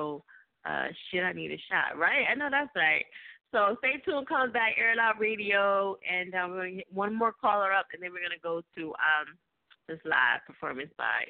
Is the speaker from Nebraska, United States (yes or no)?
no; New Jersey, United States; now in Philadelphia, United States; if they from Jersey like me, they mispronounce everything. Yeah, I'm from Jersey.